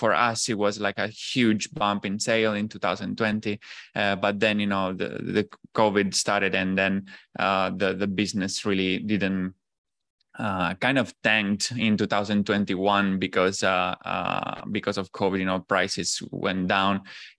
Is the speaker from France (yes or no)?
no; Italy; English is a second language; moved away as an adult; also born or lived in Shanghai, China; I'm originally from Italy. After basically university, I graduated in economics, and then I went on with like a master program that basically got me into an internship in Shanghai.